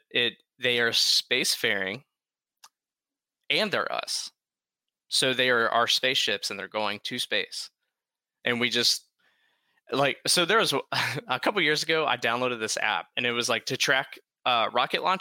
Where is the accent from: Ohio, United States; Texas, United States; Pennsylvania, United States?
Ohio, United States; Dayton; Like I come from an Air Force family. I grew up in Dayton.